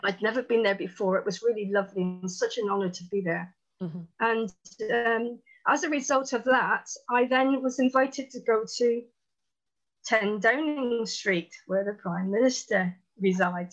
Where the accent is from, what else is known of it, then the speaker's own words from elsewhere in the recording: Plymouth, South West England, United Kingdom; I'm from Plymouth in Devon in the southwest, right down in the corner.